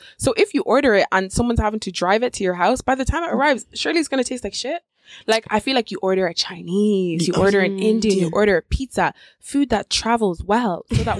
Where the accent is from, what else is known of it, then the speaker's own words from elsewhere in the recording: Nigeria; I'm Nigerian.